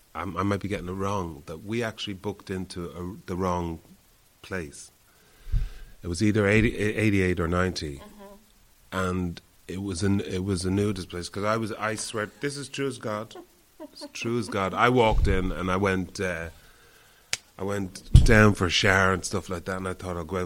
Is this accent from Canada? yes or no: no; Ireland; I'm Irish